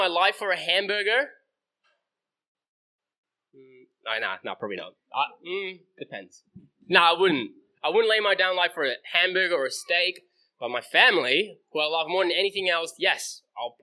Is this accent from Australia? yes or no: no; Netherlands; moved away; It's where I grew up. I grew up in Holland.